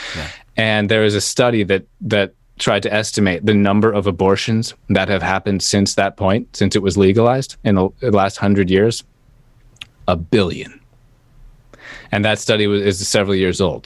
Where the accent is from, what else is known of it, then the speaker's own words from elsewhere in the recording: United States; as American